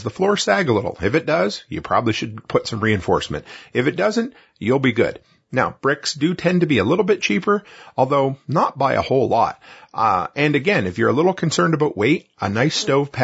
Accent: Nova Scotia, Canada; moved away; I grew up on the East Coast in rural Nova Scotia

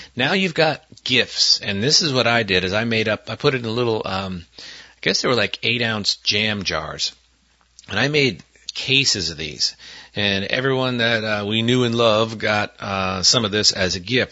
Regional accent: Northeast, United States; moved away; Where I grew up in the Northeast

